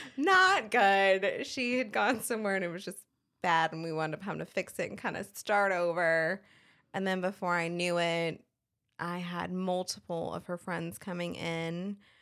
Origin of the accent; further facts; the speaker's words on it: Colorado, United States; moved away as an adult; also born or lived in Fayetteville, North Carolina; now in North Carolina, United States; I was originally born and raised in Colorado, a very small ranching community